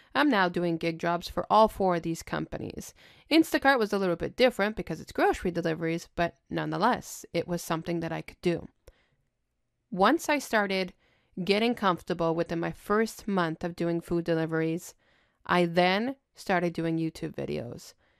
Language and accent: English; Montreal, Quebec, Canada; I'm born and raised in Montreal, Quebec